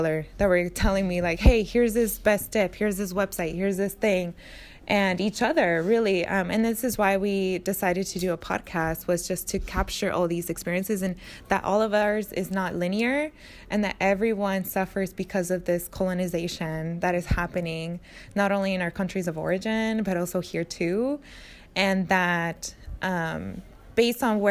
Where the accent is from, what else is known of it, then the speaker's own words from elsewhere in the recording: Napa, California, United States; also born or lived in Mexico; I grew up in Napa